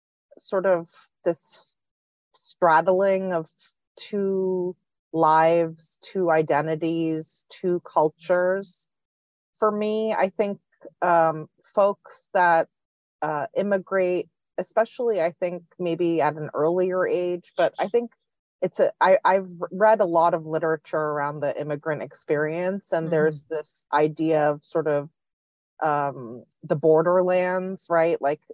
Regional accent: Philadelphia, Pennsylvania, United States; born there; also born or lived in India; my parents came over, they were married, and they came over, and I was born in Philadelphia. But my dad's job shifted very shortly thereafter, so we actually moved back to India.

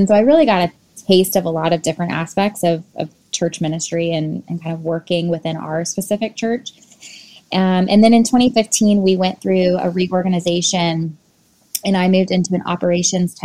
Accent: Tallahassee, Florida, United States; Tallahassee is my hometown

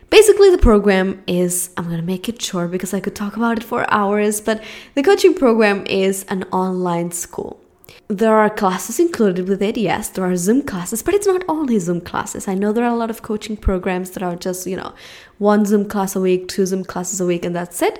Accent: Spain; English is a second language; moved away as an adult; now in Los Angeles, United States; I'm from Spain

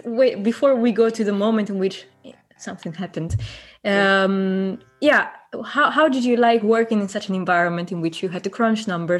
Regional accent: Italy; now in The Hague, Netherlands; we are both Italian and not in Italy right now

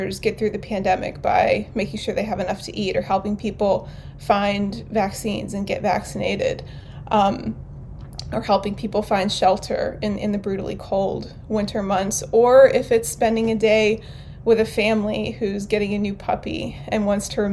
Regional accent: New Castle, Pennsylvania, United States; also born or lived in Pittsburgh, Pennsylvania; now in Ambridge, United States; I grew up in Newcastle, about an hour north of here

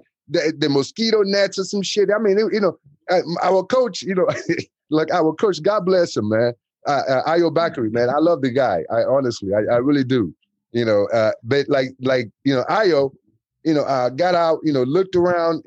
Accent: United States; also born or lived in Nigeria; I was raised in the States, you know, since I was like 10 years old

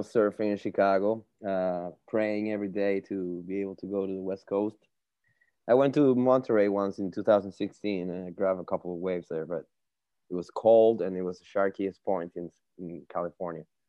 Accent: Margarita Island, Nueva Esparta, Venezuela; moved away as an adult; also born or lived in Caracas, Venezuela; I'm from Venezuela, Caracas, Venezuela uh, specifically an island called Margarita.

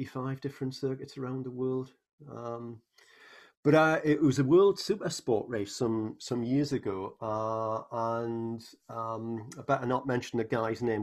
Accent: Newcastle upon Tyne, North East England, United Kingdom; accent: northern; now in St. Louis, United States; I was brought up in Newcastle upon Tyne in England, which has a particular northern accent

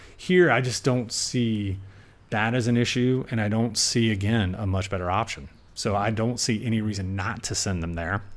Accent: South Carolina, United States; now in Napa Valley, United States; growing up in Sum-, South Carolina

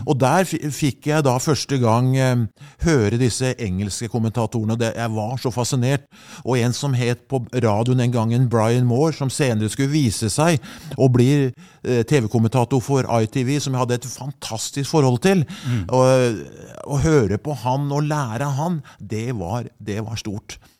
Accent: Skedsmo, Akershus, Norway; det begynte hjemme i Skedsmo

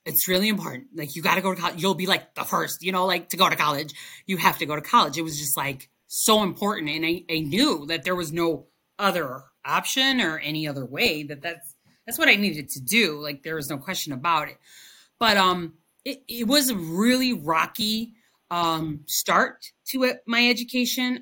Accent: Chicago, Illinois, United States; first language Spanish; English is a second language; also born or lived in Cicero, Illinois; I was uh, born and raised in Chicago

